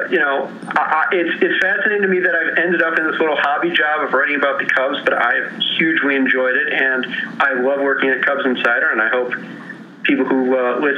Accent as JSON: {"language": "English", "town": "Chicago", "region": "Illinois", "country": "United States", "tie": "born or raised there", "said": "I grew up in Chicago. Uh, my mother had grown up in Chicago a, uh, in a house down the block from ours."}